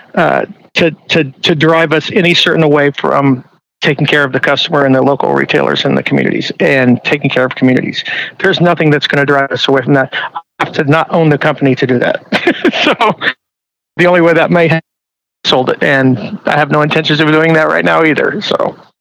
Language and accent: English; Midwest, United States; moved away; I'm originally from the Midwest